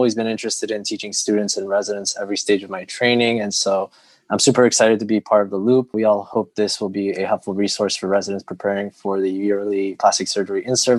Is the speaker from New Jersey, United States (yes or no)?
no; Long Island, New York, United States; moved away as an adult; now in Chicago, United States; I'm currently a PGY7 at the University of Illinois at Chicago. I'm originally from Long Island, New York.